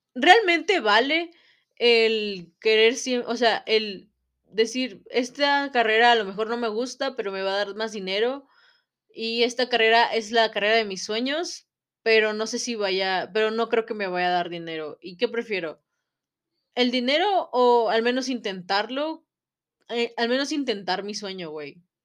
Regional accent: Mexico; en nuestra sociedad como mexicanos

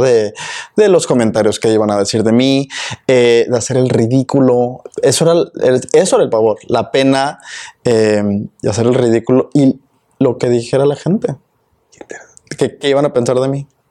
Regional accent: Mexico; first language Spanish; now in Austin, United States; otros connacionales mexicanos

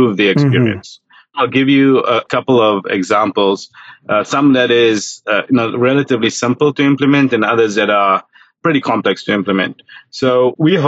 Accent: South Africa; now in United States; growing up in South Africa, I grew up during apartheid

